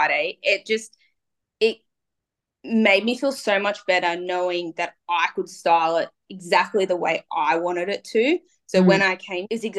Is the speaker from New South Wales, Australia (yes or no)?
yes; Cowra, New South Wales, Australia; I'm from like the bush. I was born in Cowra.